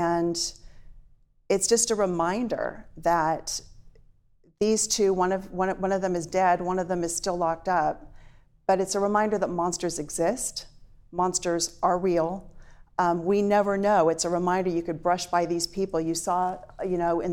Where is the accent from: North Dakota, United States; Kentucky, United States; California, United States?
California, United States; Orange County; now in Sacramento, United States; I grew up in Orange County, which was the Los Angeles media market